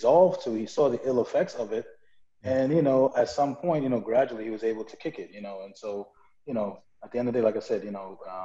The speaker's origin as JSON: {"language": "English", "town": "New York City", "region": "New York", "country": "United States", "said": "I'm from Brooklyn"}